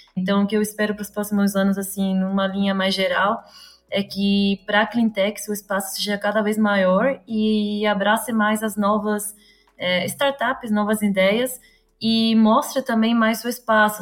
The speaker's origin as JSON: {"language": "Portuguese", "country": "Uruguay", "also_born_or_lived": "Florianópolis, Brazil", "accent": "Uruguayan", "second_language": "Portuguese", "moved": "yes", "lives_now": "São Paulo, Brazil", "said": "eu vim de fora, um pouquinho mais de fora, eu sou uruguaia, para quem não percebeu o sotaque"}